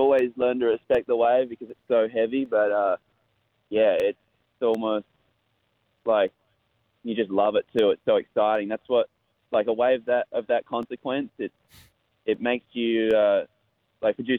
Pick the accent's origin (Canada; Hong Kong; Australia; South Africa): Australia; Western Australia; I grew up in Western Australia, where the waves are really heavy.